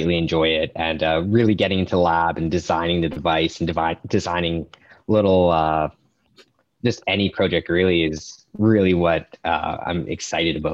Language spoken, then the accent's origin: English; Thompson, Manitoba, Canada; moved away as an adult; now in Kingston, Canada; I'm actually from Thompson, Manitoba, which is pretty far up north